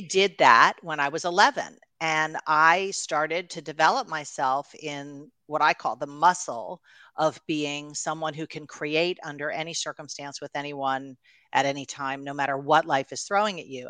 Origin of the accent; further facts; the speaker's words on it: New York, United States; also born or lived in Los Angeles; we were living in, uh, Los Angeles at the time, but I'm from New York